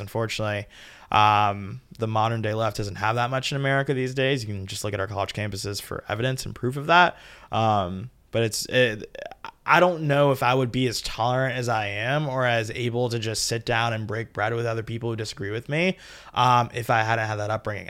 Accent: Georgia, United States; I'm from Georgia.

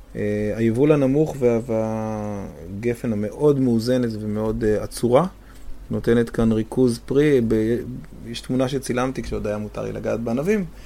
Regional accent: Safed, Northern District, Israel; אני גדלתי בצפת

